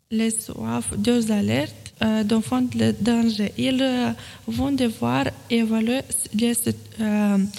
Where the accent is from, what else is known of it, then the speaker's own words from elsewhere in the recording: Romania; moved away as an adult; now in France; Je viens de Roumanie